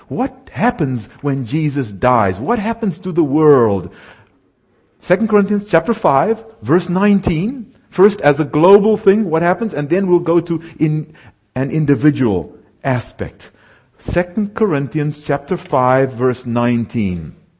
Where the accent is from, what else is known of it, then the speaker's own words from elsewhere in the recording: South Africa; now in United States; I was raised in what is called apartheid South Africa